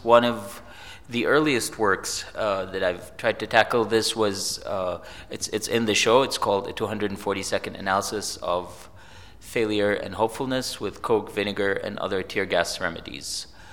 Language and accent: English; Egypt; I grew up in Egypt